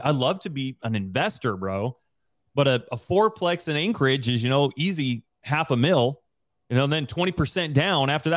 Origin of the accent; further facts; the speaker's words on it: Rigby, Idaho, United States; moved away as an adult; We both grew up in Riory, Idaho together